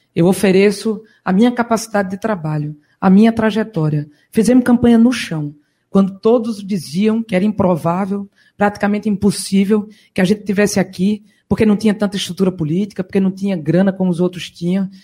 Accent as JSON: {"language": "Portuguese", "town": "Caruaru", "region": "Pernambuco", "country": "Brazil", "moved": "yes", "said": "Caguaru, na arena, é lá de onde eu vim, é lá que eu sempre volto para buscar energia de novo"}